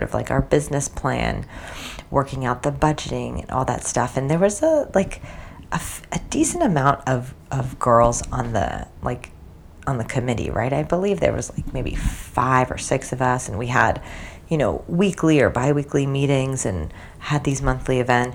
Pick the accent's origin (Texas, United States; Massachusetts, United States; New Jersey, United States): New Jersey, United States; moved away as an adult; also born or lived in New York City, United States / China; I grew up in New Jersey